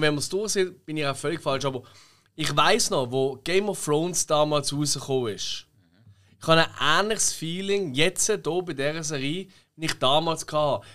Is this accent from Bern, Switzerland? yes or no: no; Basel, Basel-Stadt, Switzerland; accent: Basel German; wir lieben unseren Dialekt. Wir sagen jetzt, also ich würde jetzt sagen, dass ich finde, der Basel ist der schönste in der Schweiz